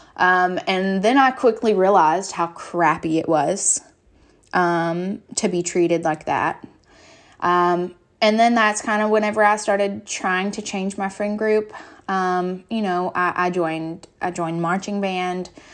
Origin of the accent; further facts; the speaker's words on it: Muhlenberg County, Kentucky, United States; moved away; I'm from Muhlenberg County, Kentucky